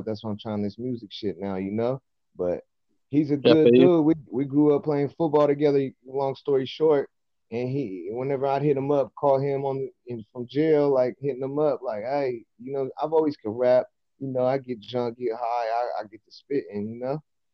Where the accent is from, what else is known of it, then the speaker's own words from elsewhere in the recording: Modesto, California, United States; I'm from Modesto, California, east side to be exact